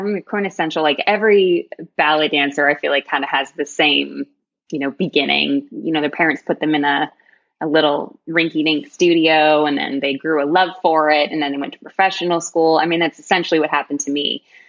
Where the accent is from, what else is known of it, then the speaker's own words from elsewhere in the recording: York, Maine, United States; moved away; also born or lived in Texas; I'm originally from York, Maine, like a super small town. And when my dad got a job here, I eventually went to a professional school